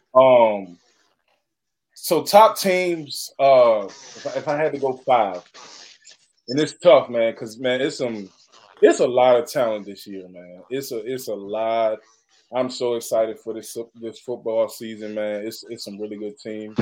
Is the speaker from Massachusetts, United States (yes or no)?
no; Chesterfield, Virginia, United States; I'm from Chesterfield